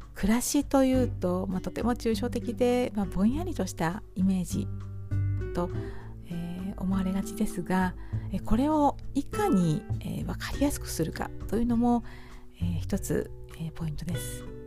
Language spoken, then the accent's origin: Japanese; Hamamatsu, Shizuoka, Japan; 私の住む地元浜松市